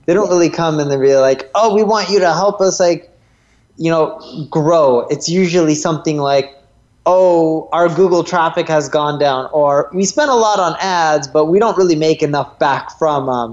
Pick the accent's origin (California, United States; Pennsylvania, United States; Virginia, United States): California, United States; North Orange County; I grew up in Orange County, California, North Orange County